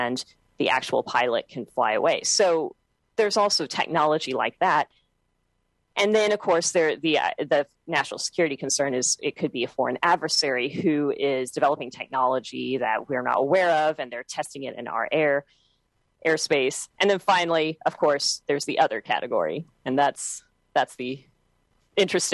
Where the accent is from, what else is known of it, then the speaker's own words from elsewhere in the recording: Texas, United States; I'm from Texas